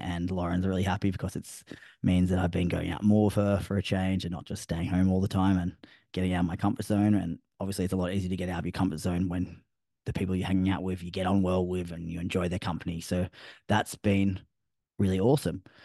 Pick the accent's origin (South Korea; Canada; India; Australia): Australia; I'm Australian